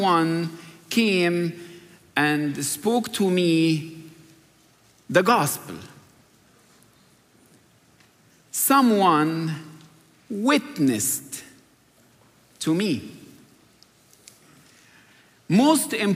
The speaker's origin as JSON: {"language": "English", "country": "Egypt", "tie": "born or raised there", "moved": "yes", "said": "growing up in Egypt"}